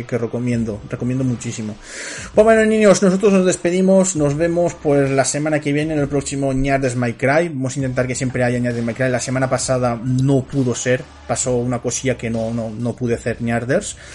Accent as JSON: {"language": "Spanish", "town": "Valencia", "region": "Valencian Community", "country": "Spain", "said": "yo no soy gallego, soy de Valencia, perdone usted."}